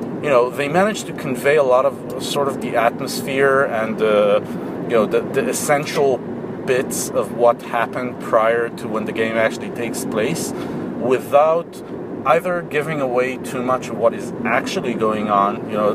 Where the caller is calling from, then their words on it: Israel; from Israel